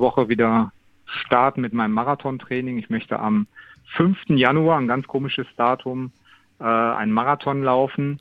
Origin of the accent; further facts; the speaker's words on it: Wesel, North Rhine-Westphalia, Germany; in meiner Geburtsstadt